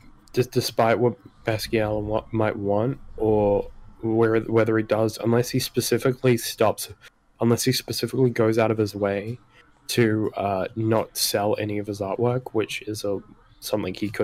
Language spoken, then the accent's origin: English; New Zealand; I'm a Kiwi